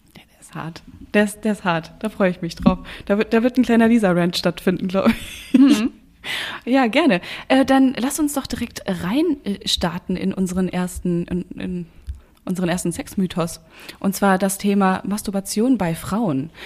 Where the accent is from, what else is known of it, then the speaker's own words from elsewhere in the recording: North Rhine-Westphalia, Germany; ich komme ja aus, aus Nordrhein-Westfalen und äh, da, wo meine Familie herkommt, sagt man auch zu Rouladen Rolladen.